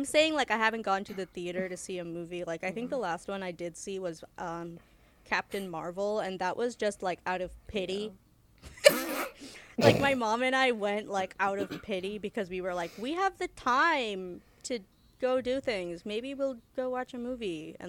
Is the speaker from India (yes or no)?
yes; India; now in United States; I'm an Indian